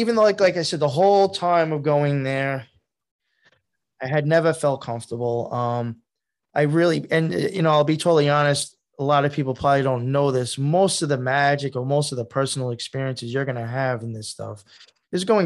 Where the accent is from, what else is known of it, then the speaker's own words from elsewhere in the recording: Long Island, New York, United States; I grew up on Long Island